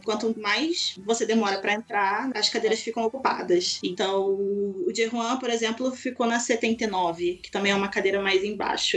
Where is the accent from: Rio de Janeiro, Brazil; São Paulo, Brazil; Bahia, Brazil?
Rio de Janeiro, Brazil; Eu sou do Rio